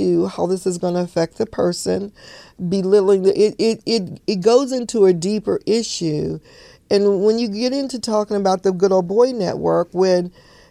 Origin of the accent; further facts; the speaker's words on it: Chicago, Illinois, United States; When I grew up as a little girl, I grew up in Chicago